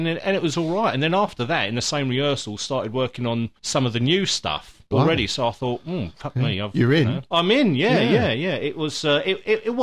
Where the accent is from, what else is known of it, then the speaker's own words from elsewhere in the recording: England, United Kingdom; we're English